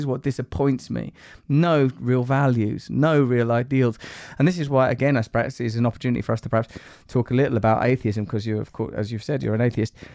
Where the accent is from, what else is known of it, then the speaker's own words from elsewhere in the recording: United Kingdom; being British